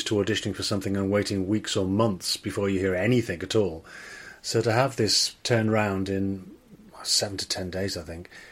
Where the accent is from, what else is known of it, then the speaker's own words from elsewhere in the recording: Liverpool, North West England, United Kingdom; accent: Scouse; moved away; my parents were very much Liverpool Scousers, and I didn't count myself as Welsh particularly.